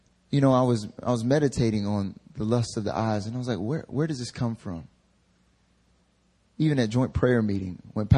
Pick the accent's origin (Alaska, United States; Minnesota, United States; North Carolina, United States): North Carolina, United States; now in Seoul, South Korea; when I was a little kid growing up in North Carolina